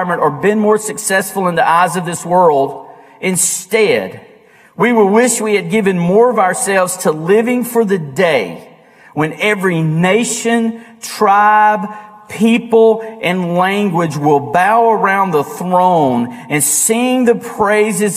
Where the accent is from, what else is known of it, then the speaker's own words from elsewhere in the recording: United States; we as American Christians